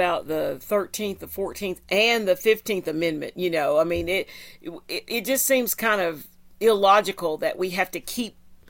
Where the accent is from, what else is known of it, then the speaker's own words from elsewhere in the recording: Tennessee, United States; also born or lived in Greeneville, Tennessee; I'm from Tennessee